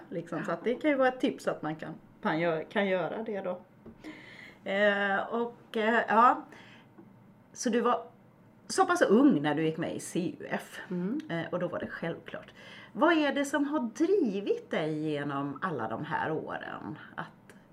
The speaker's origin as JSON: {"language": "Swedish", "region": "Kalmar County", "country": "Sweden", "tie": "born or raised there", "said": "jag är bondebarn från Öland"}